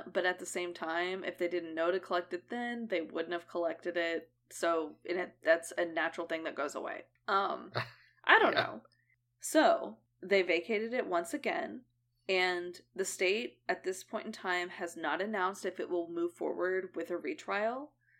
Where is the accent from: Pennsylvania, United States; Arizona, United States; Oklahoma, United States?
Oklahoma, United States; Edmond; he was in the town we grew up in Edmond.